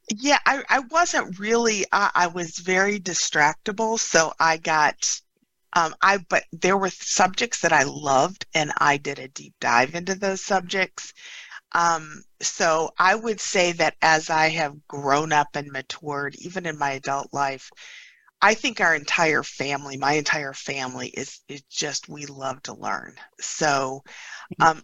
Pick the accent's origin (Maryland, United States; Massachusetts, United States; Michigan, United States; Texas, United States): Michigan, United States; Upper Peninsula of; I grew up in the Upper Peninsula of Michigan